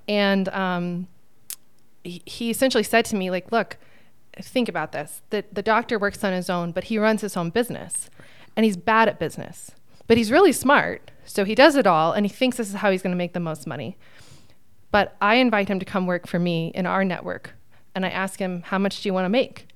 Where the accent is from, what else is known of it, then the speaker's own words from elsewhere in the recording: Phoenix, Arizona, United States; also born or lived in Texas; I was born in Texas and I grew up in Phoenix